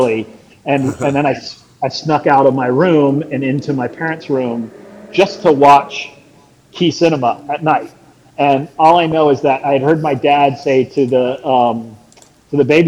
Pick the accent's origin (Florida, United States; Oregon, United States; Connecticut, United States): Florida, United States; South; I also was born and raised in Florida